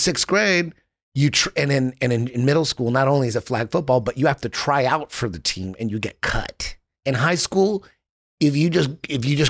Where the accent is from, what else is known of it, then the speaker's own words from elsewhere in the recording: Orange County, California, United States; I grew up in it was a Mexican city. It's like it's the East LA of Orange County